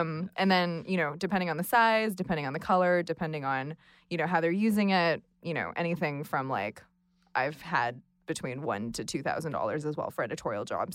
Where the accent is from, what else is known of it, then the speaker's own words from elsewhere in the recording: Los Angeles, California, United States; now in Brooklyn, United States; I am based in Brooklyn, but I'm originally from Los Angeles